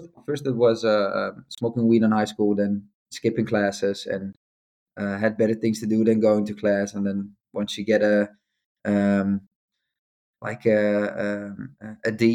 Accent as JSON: {"language": "English", "town": "Amsterdam", "region": "North Holland", "country": "Netherlands", "tie": "born or raised there", "also_born_or_lived": "Rotterdam", "said": "I used to live in Amsterdam. I grew up in Amsterdam"}